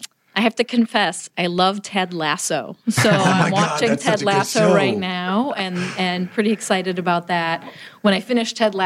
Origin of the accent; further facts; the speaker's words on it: Chicago, Illinois, United States; because I grew up in the Chicago area.